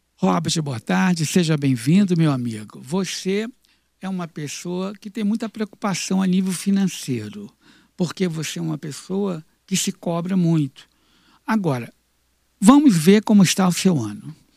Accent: Rio de Janeiro, Brazil; no Rio de Janeiro, que é a minha cidade natal

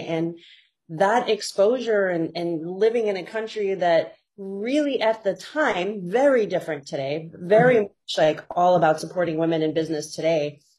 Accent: Saudi Arabia; moved away as an adult; now in United States; it helps that I grew up in Saudi Arabia and I can identify very specifically with that thinking, right?

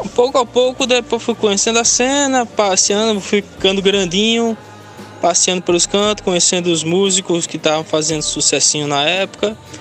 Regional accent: Paulista, Pernambuco, Brazil; also born or lived in Recife; Eu nasci em Recife, mas eu morava, a minha moradia era o Janga. Meus primeiros anos de vida

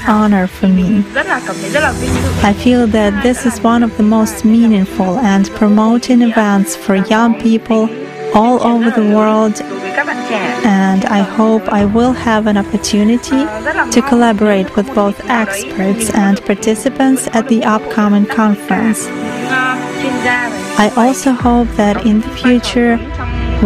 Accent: Vietnam; English is a second language; I'm from Vietnam.

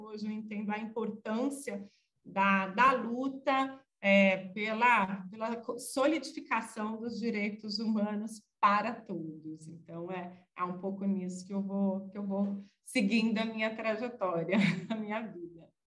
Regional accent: São Bernardo do Campo, São Paulo, Brazil; also born or lived in Ubatuba; Eu nasci em 78, é, em São Bernardo do Campo, então acompanhei muito greve geral e tudo isso

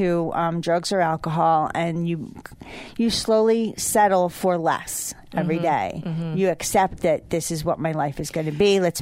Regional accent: Sharon, Connecticut, United States; Well, back in the 80s, I came to Poughkeepsie from Sharon, Connecticut to attend Chrysler Business Institute.

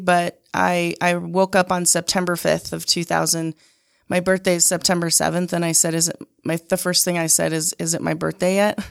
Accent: Utah, United States; I grew up on the Sandy Draper border, and my memories of childhood was really working on my dad's mink ranch.

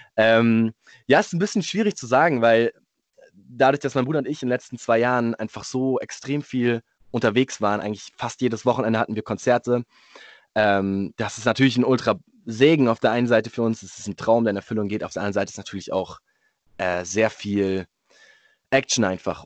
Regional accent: Munich, Bavaria, Germany; ich bin Münchner

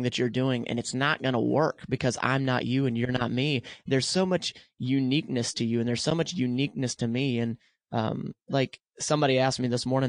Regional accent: the South, United States; I grew up in the South.

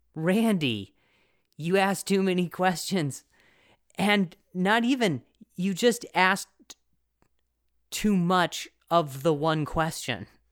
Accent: Indiana, United States; moved away; also born or lived in Las Vegas, Nevada; I grew up half in Indiana

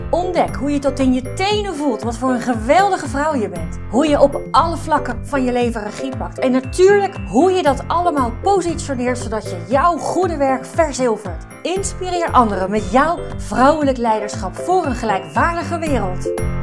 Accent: Netherlands

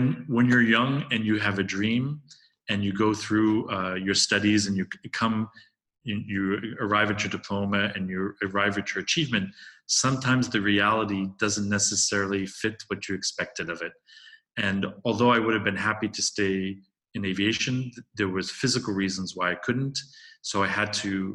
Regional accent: United States; moved away as an adult; also born or lived in Ireland; now in Paris, France; I'm American.

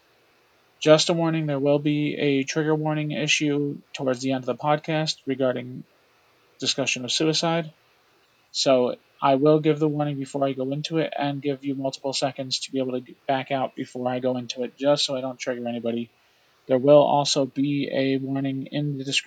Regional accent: Orange County, New York, United States; I was born and raised in Orange County, New York

